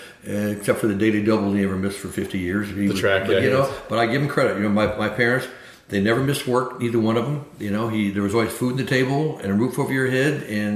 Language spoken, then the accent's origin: English; Florence, Alabama, United States; born there; moved away; also born or lived in San Francisco; Yeah, I was born in Florence, Alabama, and so we came there to work and get a job in the projects.